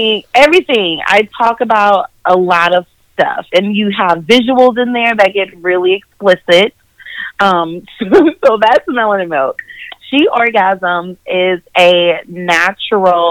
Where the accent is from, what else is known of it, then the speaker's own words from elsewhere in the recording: Minnesota, United States; now in Charlotte, United States; I am originally from Minnesota